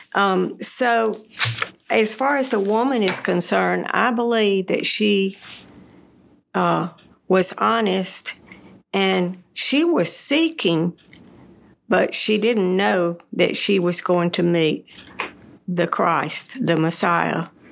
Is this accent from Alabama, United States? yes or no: yes; Birmingham, Alabama, United States; moved away as an adult; also born or lived in Texas / Tennessee; I grew up in Birmingham